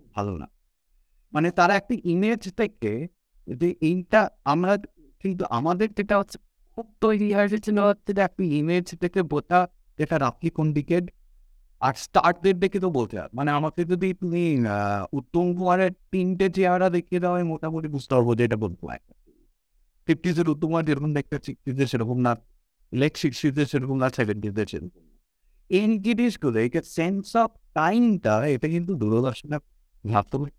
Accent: Durgapur, West Bengal, India; also born or lived in Kolkata; I was born in Calcutta, but uh, the, my Baba uh, চাকরিজীবী ছিলেন দুর্গাপুরে Durgapur industrial টাউনশিপে আমার ওখানে এন্টায়ার বেড়ে ওঠা টিল মিড নাইনটিস

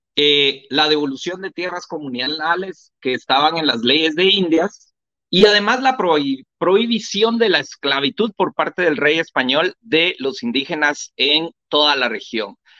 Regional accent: Guatemala

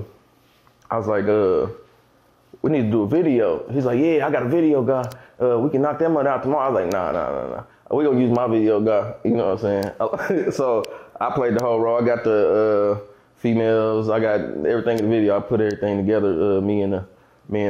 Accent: Kansas City, Missouri, United States; I'm from Kansas City, Missouri. Born and raised, middle of the map

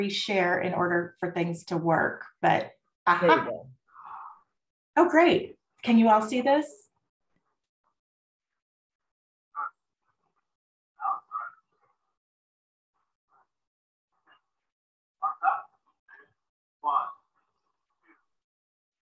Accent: Indiana, United States; now in Galveston area, United States; I grew up in Indiana

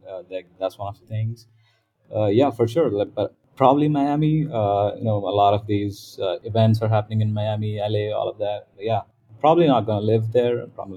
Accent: Riyadh, Riyadh Province, Saudi Arabia; also born or lived in Dubai; now in Southeast Asia; Okay, so I am from Riyadh. I am an Indian by ethnicity, but I didn't grow up in India. So I grew up in Riyadh and then, you know, Dubai.

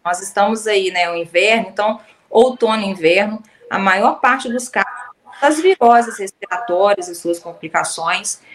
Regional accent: Southeast Brazil, Brazil; eu sou do Sudeste

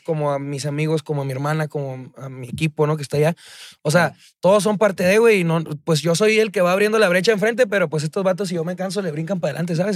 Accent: Chihuahua, Mexico; moved away as an adult; now in Mexico City, Mexico; yo soy de Chihuahua, o sea, soy, soy originario de Chihuahua

